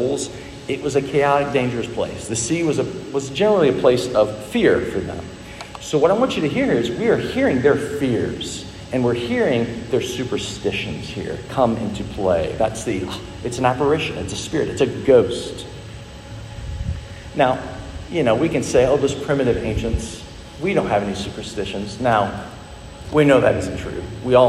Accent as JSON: {"language": "English", "town": "Dallas", "region": "Texas", "country": "United States", "tie": "born or raised there", "said": "When I was a boy growing up in Dallas"}